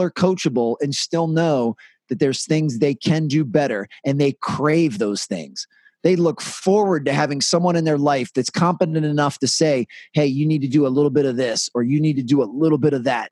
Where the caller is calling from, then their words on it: Washington, District of Columbia, United States; I'm calling from Washington, D.C.